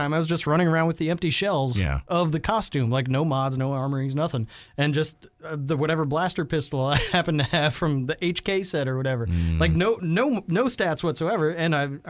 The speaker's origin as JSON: {"language": "English", "region": "Texas", "country": "United States", "said": "I'm from Texas."}